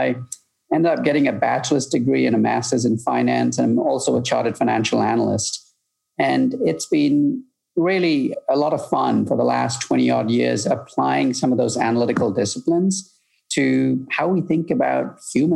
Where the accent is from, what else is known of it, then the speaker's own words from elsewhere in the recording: United Kingdom; moved away as an adult; also born or lived in Malaysia; now in Chicago, United States; I grew up in the UK